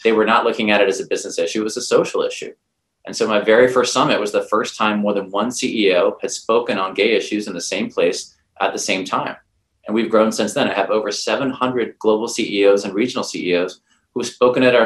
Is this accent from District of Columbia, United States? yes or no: no; North Carolina, United States; moved away as an adult; also born or lived in New York City; So I grew up in North Carolina, and I moved to New